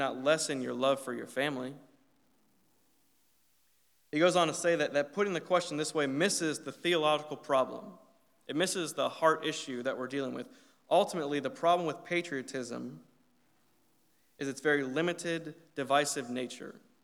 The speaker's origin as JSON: {"language": "English", "country": "United States", "said": "our identity as an American Christian"}